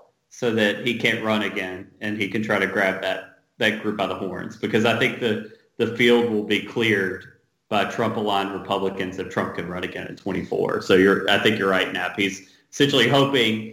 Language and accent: English; North Carolina, United States; now in Los Angeles, United States; I grew up in North Carolina in a small town.